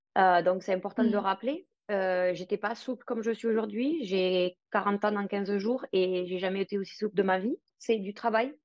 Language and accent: French; France; also born or lived in Paris; now in Spain; je suis française, mais je vis à l'étranger. Je suis basée en Espagne